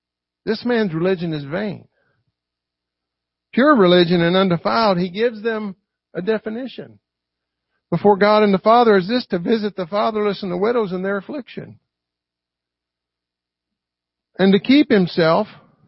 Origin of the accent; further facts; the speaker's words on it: Louisville, Kentucky, United States; in my hometown, Louisville, Kentucky